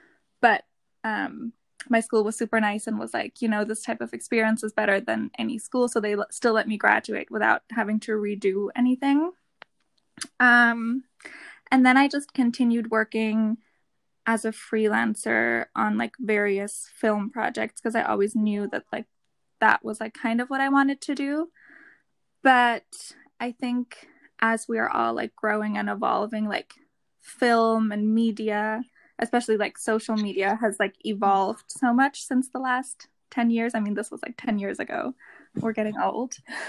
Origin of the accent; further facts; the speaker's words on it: Germany; English is a second language; So we're the … Twins and we're from Germany.